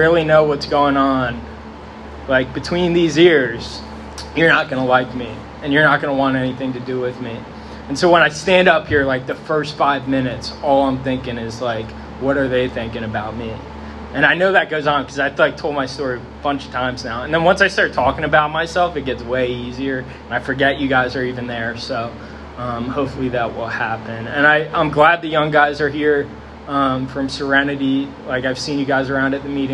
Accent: Sinking Spring, Pennsylvania, United States; I grew up here in Sinking Spring.

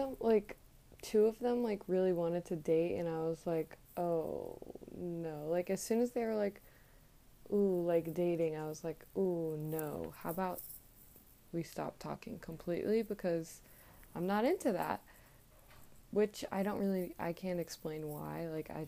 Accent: Virginia, United States; I grew up in Virginia.

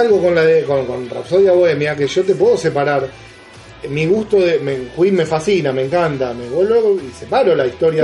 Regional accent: Argentina; yo soy argentino

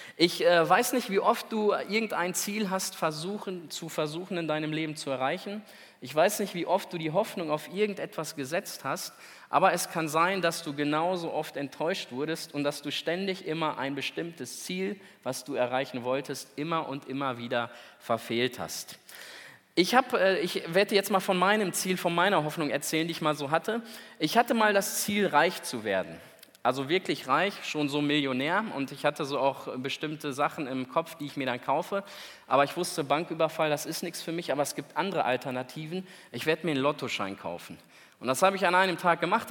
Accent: Celle, Lower Saxony, Germany; da oben bei uns in Celle

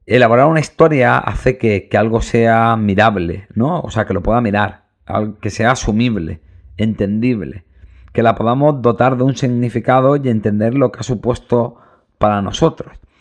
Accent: Granada, Andalusia, Spain; soy muy de Granada

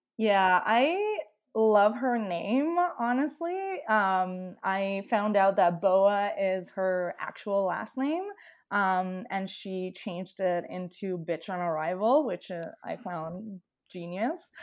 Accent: Italy; English is a second language; moved away as an adult; now in Toronto, Canada; am originally from Italy, and then I moved to Toronto, Canada five years ago in April of twenty fifteen.

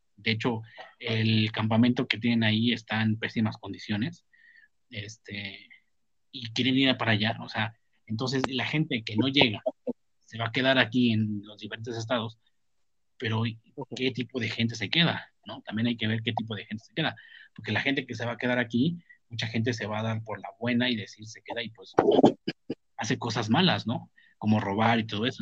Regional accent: Mexico; somos mexicanos y somos lo que somos

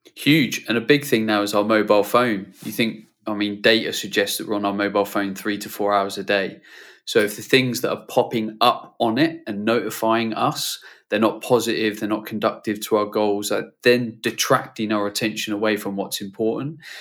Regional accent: United Kingdom; as a Brit

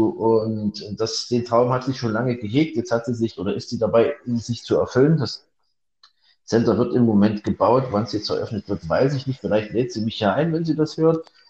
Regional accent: Chemnitz, Saxony, Germany; äh, in der ehemaligen DDR, in meiner Heimatstadt in Karl-Marx-Stadt und dort zur erfolgreichsten Eiskunstläuferin der Welt herangewachsen.

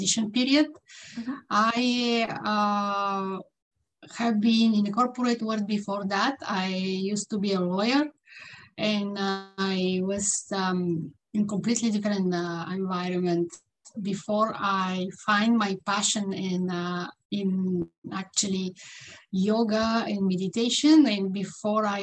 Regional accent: Bulgaria; English is a second language; now in Vancouver, Canada; I'm living in Vancouver, British Columbia, Canada, in the West Coast. And I'm originally from Bulgaria, mm-hmm. as you see from my accent.

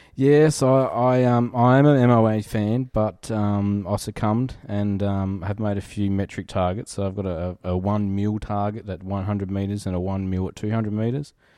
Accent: Riverland, South Australia, Australia; I grew up in the Riverland

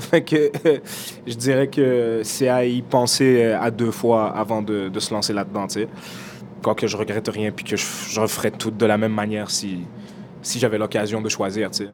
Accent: Montreal, Quebec, Canada; J'ai mes amis d'enfance avec qui j'ai grandi dans le Nord, puis j'ai euh, Oussama, mon, ami d'enfance, est humoriste. Euh, Lamine, avec qui j'ai grandi ici aussi

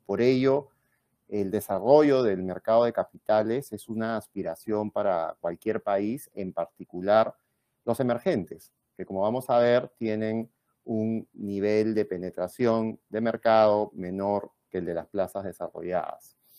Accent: Peru

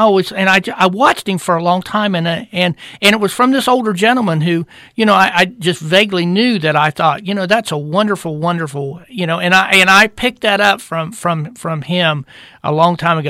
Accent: United States; I'm an American because God decreed that I was going to be born here

